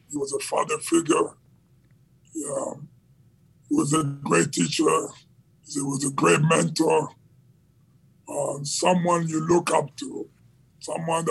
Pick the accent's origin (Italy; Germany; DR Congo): DR Congo; Kinshasa; I grew up in Democratic Republic of Congo in the capital city of Kinshasa